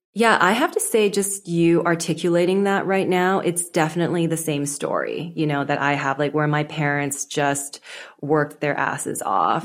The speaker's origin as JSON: {"language": "English", "country": "Canada", "tie": "born or raised there", "said": "So I was born in Canada. I was first gen, but my parents mainly spoke Cantonese at home"}